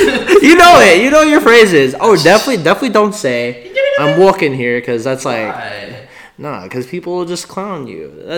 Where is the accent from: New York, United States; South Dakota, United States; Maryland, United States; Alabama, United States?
New York, United States; New York City; I'm from New York, guys.